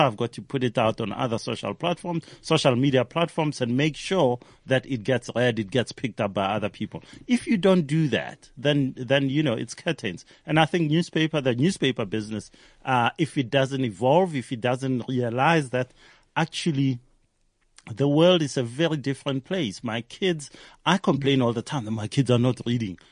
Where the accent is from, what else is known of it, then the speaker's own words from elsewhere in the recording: Hammanskraal, Gauteng, South Africa; I grew up in Hammanskraal